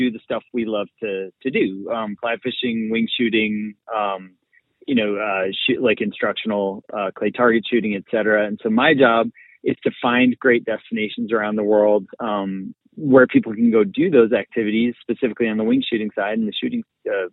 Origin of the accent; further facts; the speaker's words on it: outside of Boston, Massachusetts, United States; I grew up outside of Boston, kind of suburban area